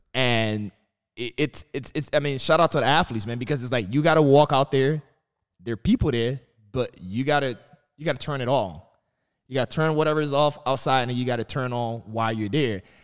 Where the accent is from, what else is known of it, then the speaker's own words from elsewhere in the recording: New York City, New York, United States; growing up in Brooklyn